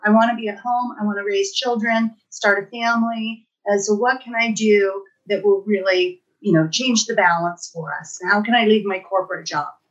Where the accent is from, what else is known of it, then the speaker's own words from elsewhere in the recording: Los Angeles, California, United States; moved away as an adult; now in Truckee, United States; I moved to Truckee from my hometown of Los Angeles